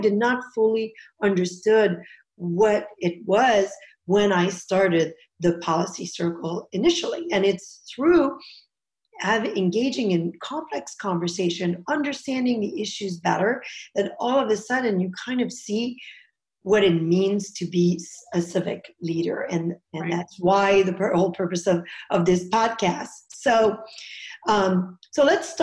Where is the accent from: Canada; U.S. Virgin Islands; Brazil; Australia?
Canada; now in United States; I'm originally from Canada